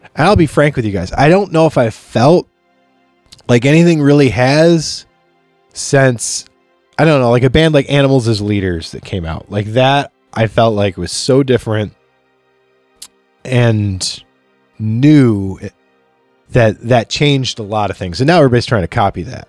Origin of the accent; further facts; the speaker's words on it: Chautauqua, New York, United States; moved away as an adult; now in Rochester, United States; I grew up in a place called Chautauqua